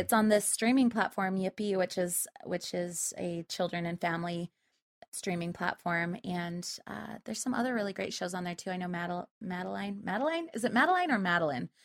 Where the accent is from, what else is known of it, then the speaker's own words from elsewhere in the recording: Spanish Fork, Utah, United States; I was raised in Utah, central Utah. It's a little, little farm town called Spanish Fork.